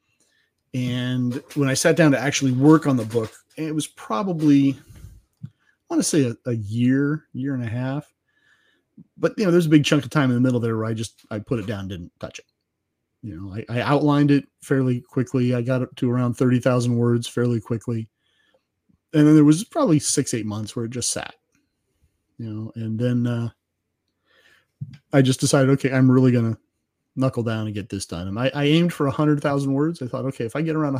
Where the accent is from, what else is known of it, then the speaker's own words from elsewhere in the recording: California, United States; I was born originally in California. And I learned to shoot in California.